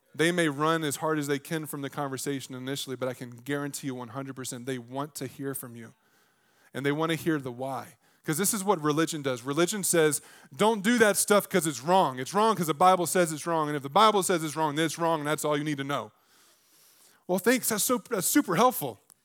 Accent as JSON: {"language": "English", "region": "the South", "country": "United States", "tie": "born or raised there", "said": "I grew up in the South."}